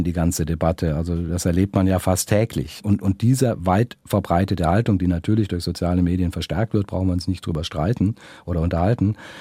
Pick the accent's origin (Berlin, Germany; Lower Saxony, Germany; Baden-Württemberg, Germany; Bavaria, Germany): Baden-Württemberg, Germany; Filder, near Stuttgart; also born or lived in Esslingen / Neckar valley; Geboren bin ich in Esslingen, also mhm. und aufgewachsen bin ich auf den Fildern, also vor den Toren Stuttgarts und dann im Neckartal